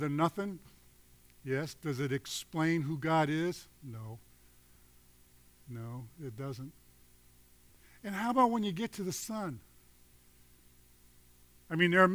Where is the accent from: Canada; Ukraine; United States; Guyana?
United States; Chicago, Illinois; I'm from Chicago.